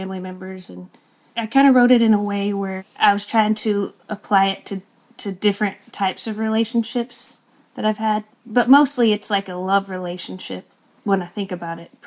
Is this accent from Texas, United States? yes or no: yes; Lubbock, Texas, United States; also born or lived in Mineral Wells, Texas / Kansas City; I lived with my mom in Kansas City, and then Lubbock is where she finally settled down.